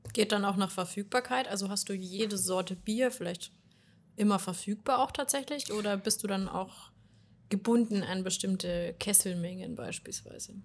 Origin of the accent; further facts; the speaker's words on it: Ingolstadt, Bavaria, Germany; wenn man hier aufgewachsen ist in Ingolstadt